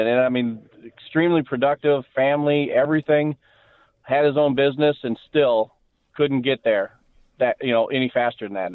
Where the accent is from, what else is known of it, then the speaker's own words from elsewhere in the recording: Golden Valley, Minnesota, United States; I was born and lived in Golden Valley.